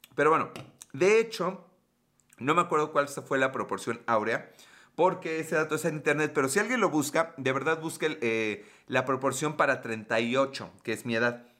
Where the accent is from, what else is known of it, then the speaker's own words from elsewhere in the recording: Puebla, Mexico; Soy de Puebla, México